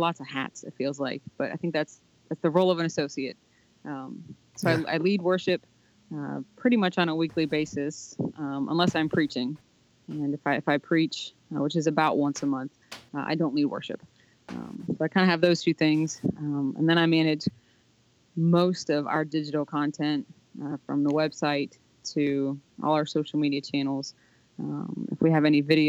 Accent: Ohio, United States; we're from Ohio, which is the heartland of America

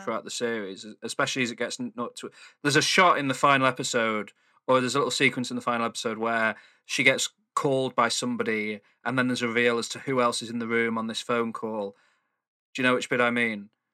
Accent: Manchester, North West England, United Kingdom; I'm from Manchester

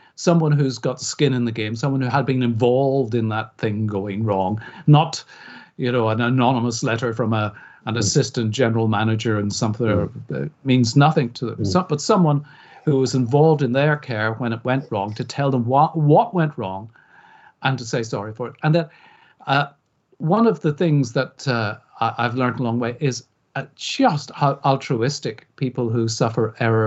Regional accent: Belfast, Northern Ireland, United Kingdom; now in England, United Kingdom; I grew up on the Falls Road in Belfast, went to school on the Falls Road in Belfast

